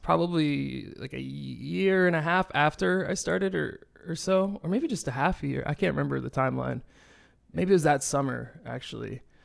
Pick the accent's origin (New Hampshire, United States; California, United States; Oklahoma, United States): New Hampshire, United States; Nashua; now in Los Angeles, United States; there was a club in my town in Nashua, in, in New Hampshire called Nashua